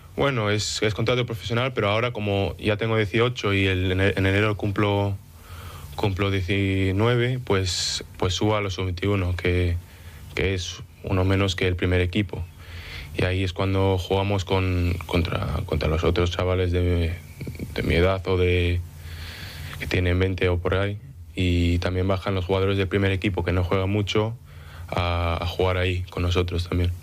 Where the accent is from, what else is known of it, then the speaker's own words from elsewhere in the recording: Manchester, North West England, United Kingdom; also born or lived in Denia, Spain / Oviedo, Spain; me nací en Denia eh, y con 6, 7 años me moví a, Manchester, en Inglaterra